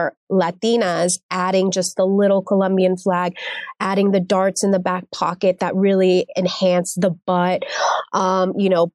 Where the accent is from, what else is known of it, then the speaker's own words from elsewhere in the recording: Texas, United States; moved away as an adult; also born or lived in Dallas / New York City; now in Miami, United States; growing up in Texas, I was always the only like brown girl